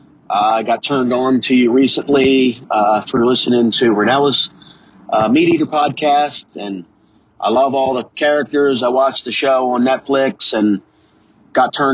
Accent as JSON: {"language": "English", "region": "East Coast", "country": "United States", "said": "I'm from the East Coast as well"}